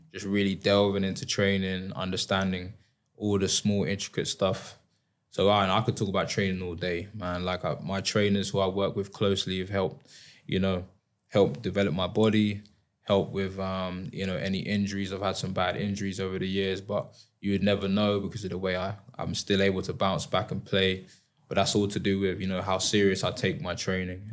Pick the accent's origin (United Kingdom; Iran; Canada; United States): United Kingdom; High Wycombe, South East England; I was a young kid growing up in High Wycombe